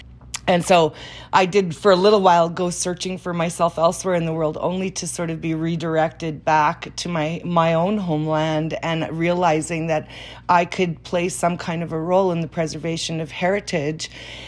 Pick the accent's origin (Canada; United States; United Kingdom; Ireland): Canada; Winnipeg, Manitoba; I grew up in the Franco-Manitoban and Métis communities here, and I'm from a family that's pretty common around here, which is a very blended family.